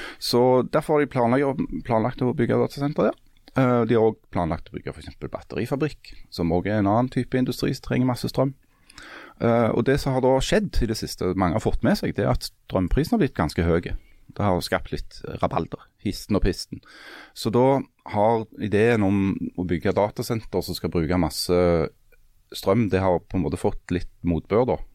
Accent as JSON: {"language": "Norwegian", "area": "Svertingstad, Time municipality", "region": "Rogaland", "country": "Norway", "tie": "born or raised there", "said": "Spør meg hvor jeg vokste opp. Hvor vokste du opp? I Svertingstad"}